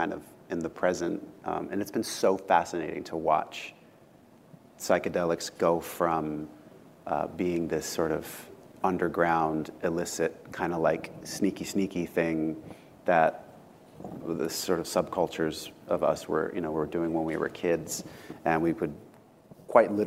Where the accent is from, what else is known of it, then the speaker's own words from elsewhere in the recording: Southern California, United States; growing up in Southern California